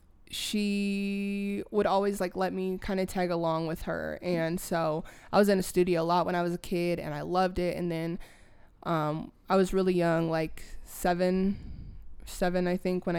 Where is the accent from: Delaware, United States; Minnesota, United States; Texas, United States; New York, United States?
Minnesota, United States; Minneapolis; moved away as an adult; now in Denver, United States; I'm initially from Minneapolis, Minnesota.